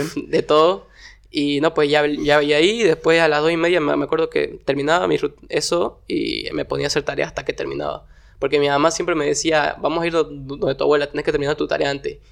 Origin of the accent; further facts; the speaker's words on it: Warnes, Santa Cruz, Bolivia; yo nací acá en Santa Cruz, pero la mayoría de mi infancia me crié en Warnes